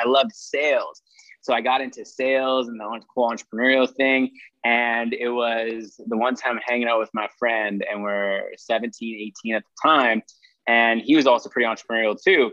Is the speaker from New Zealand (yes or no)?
no; Saskatchewan, Canada; now in Calgary, Canada; I'm a real estate entrepreneur originally from Saskatchewan, Canada